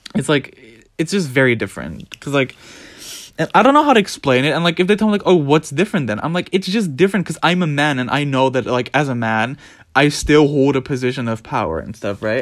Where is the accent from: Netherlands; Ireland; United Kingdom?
Netherlands; I was born in the Netherlands